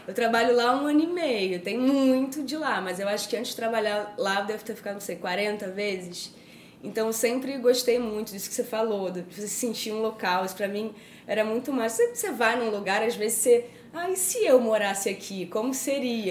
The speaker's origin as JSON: {"language": "Portuguese", "region": "Rio de Janeiro", "country": "Brazil", "moved": "yes", "lives_now": "São Paulo, Brazil", "said": "Eu sou carioca."}